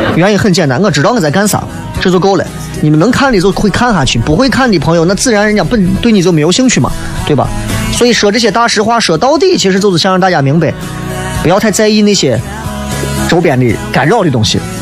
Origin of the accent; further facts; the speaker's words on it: Xi'an, Shaanxi, China; 因为我们的方言真的太多年了